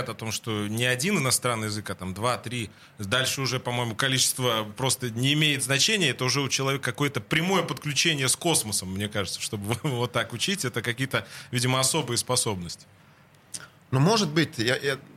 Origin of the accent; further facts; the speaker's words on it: Finland; Russian is a second language; moved away as an adult; also born or lived in France / Italy / Japan / Poland; now in Russia; я ушел из Финляндии